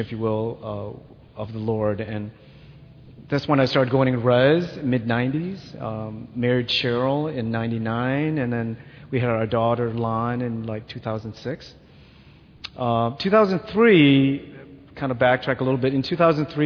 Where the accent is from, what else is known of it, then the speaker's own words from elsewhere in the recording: Wheaton, Illinois, United States; also born or lived in Vietnam; I came as a refugee from Vietnam to United States, and my family and I were resettled here in Wheaton. And I quickly adapted to the life, and I kind of grew up as a Catholic Christian kid in the suburb of Wheaton